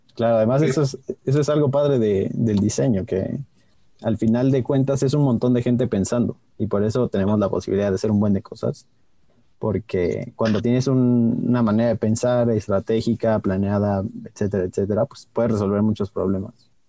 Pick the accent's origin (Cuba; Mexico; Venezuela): Mexico